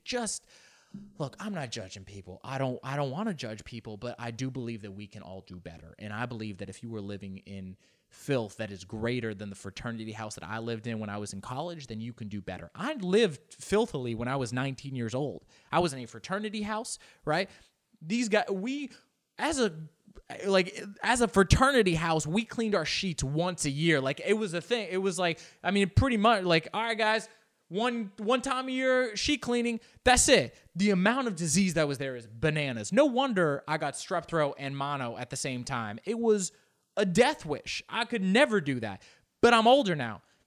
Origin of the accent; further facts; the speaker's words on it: Los Angeles, California, United States; first language Spanish; English is a second language; I grew up here in Los Angeles